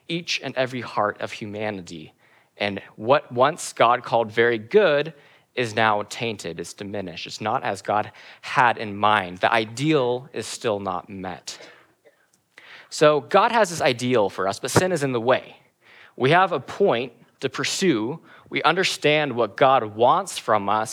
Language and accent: English; Kenny Lake, Alaska, United States; I grew up in Kinney Lake, Alaska for a lot of my life.